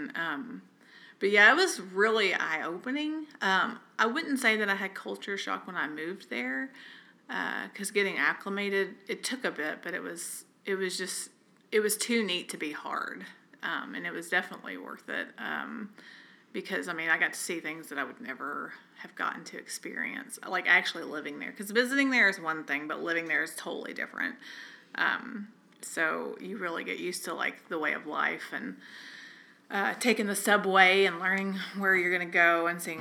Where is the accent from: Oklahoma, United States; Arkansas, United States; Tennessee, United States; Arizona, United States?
Arkansas, United States; Camden; moved away as an adult; also born or lived in New York; I grew up in Camden, Arkansas, population 15,000.